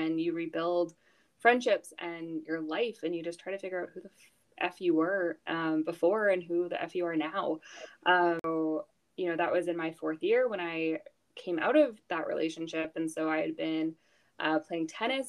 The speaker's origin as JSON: {"language": "English", "town": "Houston", "region": "Texas", "country": "United States", "tie": "born or raised there", "moved": "as an adult", "lives_now": "Canada", "said": "I grew up in Houston, Texas. So I moved there when I was 6. Back to Canada when I was 18"}